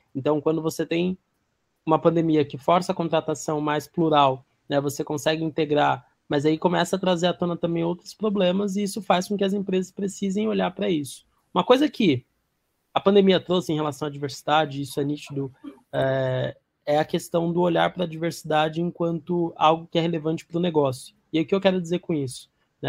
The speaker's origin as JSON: {"language": "Portuguese", "region": "São Paulo", "country": "Brazil", "said": "vim da periferia de São Paulo"}